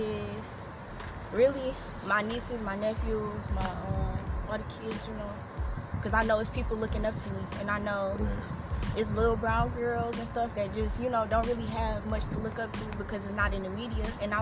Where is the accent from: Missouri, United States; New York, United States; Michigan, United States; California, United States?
Michigan, United States; Detroit; I'm from Detroit. East side, born and raised, been here all my life for the most part. Went to high school in the suburbs